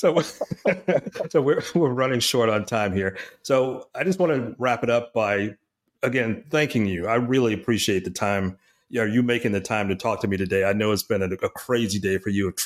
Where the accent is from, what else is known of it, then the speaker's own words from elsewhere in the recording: Houston, Texas, United States; I grew up in Houston